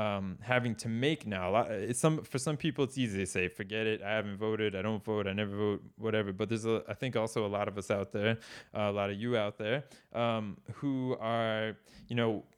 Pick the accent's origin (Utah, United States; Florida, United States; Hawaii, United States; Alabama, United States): Florida, United States; I looked at Florida, where I'm originally from Florida.